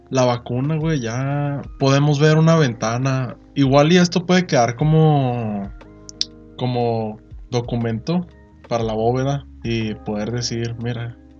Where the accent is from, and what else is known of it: Mexico